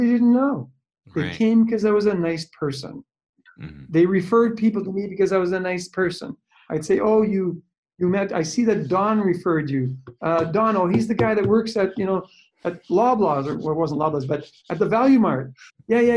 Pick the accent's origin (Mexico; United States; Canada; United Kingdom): Canada; Timmins, Ontario; also born or lived in Hearst, Ontario / Toronto, Ontario; moved back to my hometown in Timmins